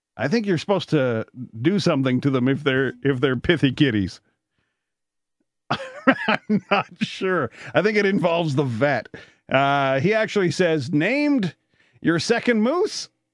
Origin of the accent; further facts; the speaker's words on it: Canada; I'm Canadian